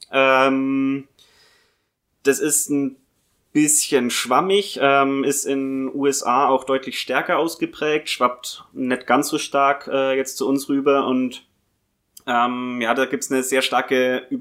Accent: Bavaria, Germany; Ursprünglich geboren und aufgewachsen bin ich im Fichtelgebirge. Das ist nochmal eine Dreiviertelstunde weiter äh, östlich von Bayreuth aus gesehen, aber ähnliche Region.

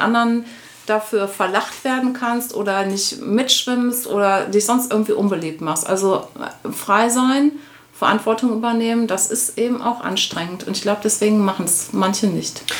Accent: Essen, North Rhine-Westphalia, Germany; moved away; ich bin tatsächlich in Essen geboren ja. und ähm, habe da ähm, nicht meine Kindheit verbracht, aber meine Jugend und ähm, habe da auch Abitur gemacht

